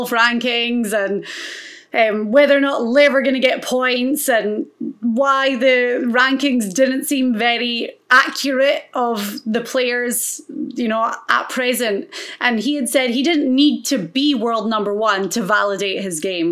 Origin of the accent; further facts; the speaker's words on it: Florida, United States; my home state of Florida